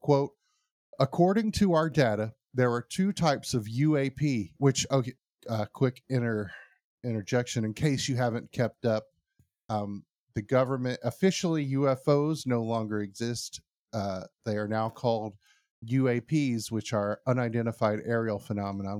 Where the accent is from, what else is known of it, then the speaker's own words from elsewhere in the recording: United States; I'm American